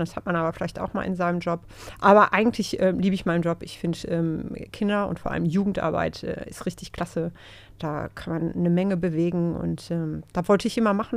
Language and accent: German; Gelsenkirchen, North Rhine-Westphalia, Germany; also born or lived in Dortmund; das habe ich aber alles in Gelsenkirchen gemacht, weil ich äh, wohne nämlich schon seit vielen, vielen Jahren in Gelsenkirchen, obwohl ich gebürtige Dortmunderin bin